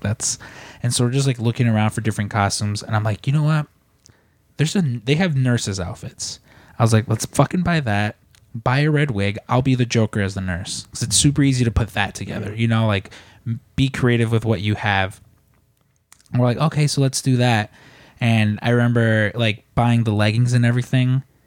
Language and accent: English; Midwest, United States; now in Chicago, United States; growing up in the Midwest